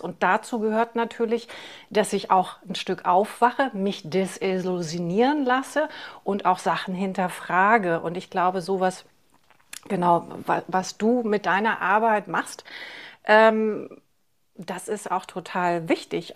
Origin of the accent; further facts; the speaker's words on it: East Germany, Germany; ich bin ja im Osten aufgewachsen